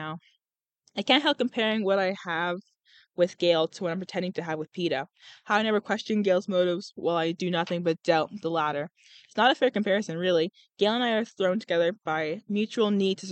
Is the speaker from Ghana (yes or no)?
no; United Kingdom; I'm British. Yeah, I'm British